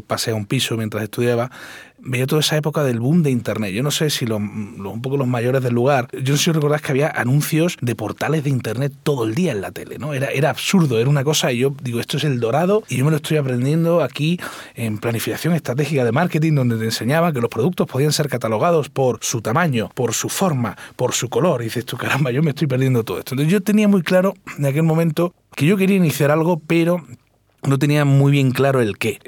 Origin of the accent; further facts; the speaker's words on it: Cádiz, Andalusia, Spain; moved away as an adult; also born or lived in Madrid; yo me siento gaditano a los cuatro costados